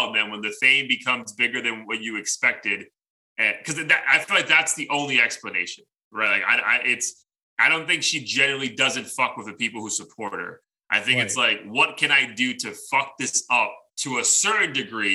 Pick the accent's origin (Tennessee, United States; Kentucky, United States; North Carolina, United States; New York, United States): New York, United States; New York City; I'm from the Bronx